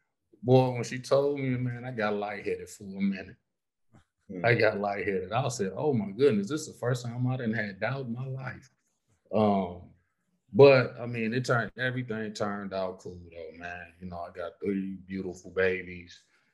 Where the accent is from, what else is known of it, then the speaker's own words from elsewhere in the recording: Southfield, Michigan, United States; moved away; also born or lived in Detroit, Michigan; I'm from Southfield though. I'm outside the city.